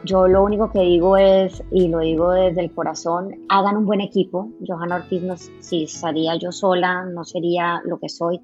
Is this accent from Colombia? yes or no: yes; Colombia; somos colombianos